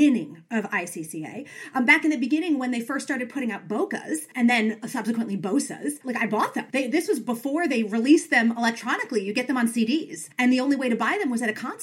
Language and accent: English; New York, United States; now in Washington, DC, United States; I'm from New York.